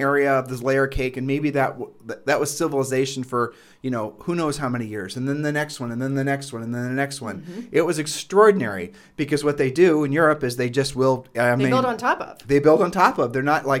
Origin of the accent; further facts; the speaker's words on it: Ohio, United States; Well, when you and I were growing up in Ohio